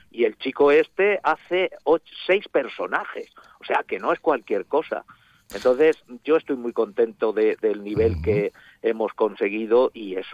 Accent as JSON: {"language": "Spanish", "town": "Alzira", "region": "Valencian Community", "country": "Spain", "said": "Entonces, a todos los sitios somos o los valencianos de Alcira"}